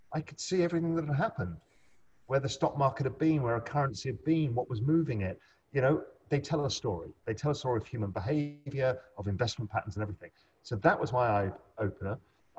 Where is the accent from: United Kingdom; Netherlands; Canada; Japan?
United Kingdom; England; also born or lived in India / Spain; I grew up in England and then moved around a bit. I lived in India for a bit, lived in Spain.